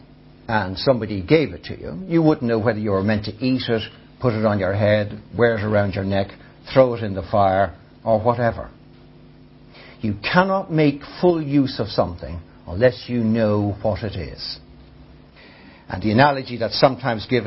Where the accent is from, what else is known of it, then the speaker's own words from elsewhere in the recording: Ireland; I experience life as an Irish, tall, male, reasonably intelligent